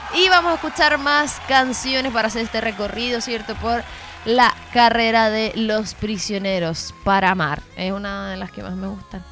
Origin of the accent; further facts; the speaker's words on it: Chile; yo soy de Chile